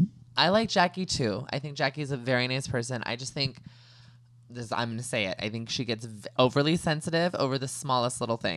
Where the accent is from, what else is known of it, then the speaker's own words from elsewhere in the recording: California, United States; accent: California; I know I do not sound like I'm from Jersey. I cannot do accents. Can barely speak like my own like California accent.